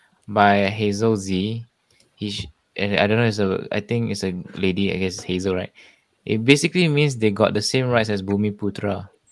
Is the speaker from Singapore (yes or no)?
yes; Singapore; Singapore, but my roots are from China. Of course, my ancestors are from China, but I identify myself as a Singaporean Chinese.